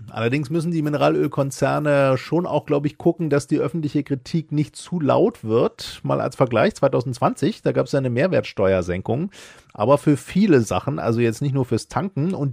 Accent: Zweibrücken, Rhineland-Palatinate, Germany; Zwei Brücken.

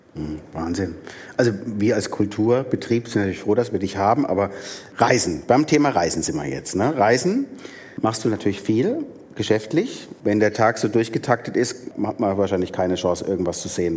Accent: Baden-Württemberg, Germany; also born or lived in Palatinate (Neustadt); now in Neustadt an der Weinstraße, Germany; mich als gebürtiger Badener

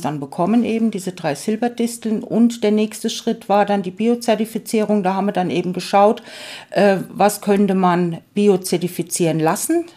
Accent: Bad Kissingen, Bavaria, Germany; now in Oberelsbach, Germany; Ich wohne seit 20 Jahren in Oberelsbach, bin gebürtig aus Garitz bei Bad Kissingen

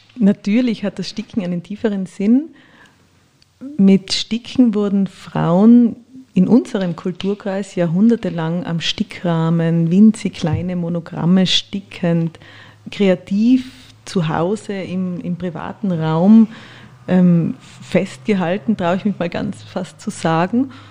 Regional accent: Innsbruck, Tyrol, Austria; moved away as an adult; also born or lived in Vienna; ich bin in Innsbruck aufgewachsen

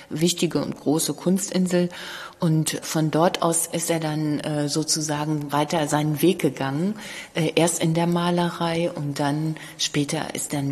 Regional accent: Cologne, North Rhine-Westphalia, Germany; Äh, ich komme ja auch aus Köln und habe früher im Museum Schnüttgen gearbeitet

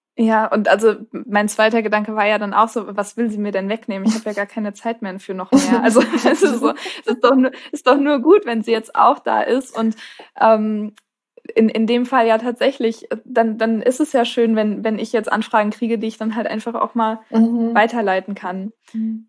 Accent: Marburg, Hesse, Germany; ich komme auch aus Marburg

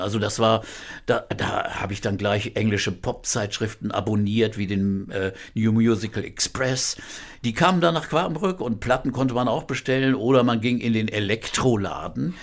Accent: Quakenbrück, Lower Saxony, Germany; moved away as an adult; also born or lived in Bramsche / Osnabrück district; now in Hamburg, Germany; Ich wohnte damals in Quakenbrück, das ist betrachte ich als meine Heimatstadt

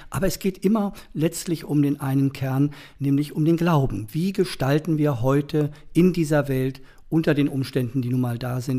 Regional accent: Bergen, Lower Saxony, Germany; auch mit zusammenhängt wo ich geboren bin und aufgewachsen bin

